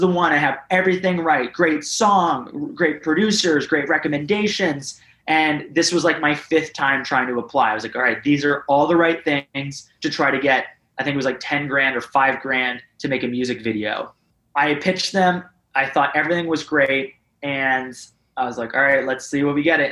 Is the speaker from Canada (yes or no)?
yes; Canada